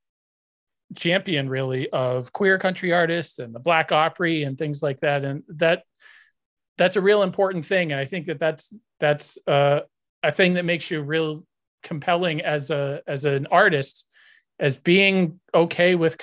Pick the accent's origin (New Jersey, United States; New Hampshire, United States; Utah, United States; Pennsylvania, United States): New Hampshire, United States; I grew up in New Hampshire of all places